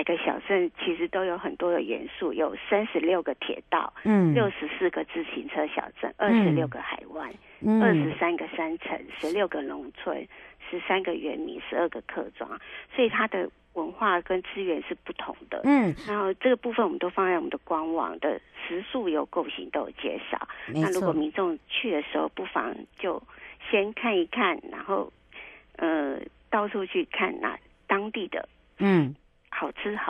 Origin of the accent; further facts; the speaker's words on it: Taiwan; 好好的认识我们自己的故乡，